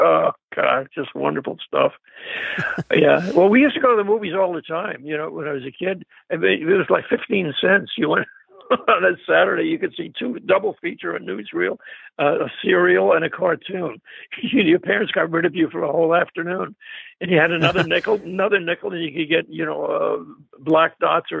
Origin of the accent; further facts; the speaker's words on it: Jersey City, New Jersey, United States; also born or lived in Manhattan, New York / England; now in New York, United States; I was born in Jersey City, New Jersey, and but the early years, I grew up in Manhattan and Jersey City. And then by the time I got to be 13, we moved out to a real tiny village out in the middle of New Jersey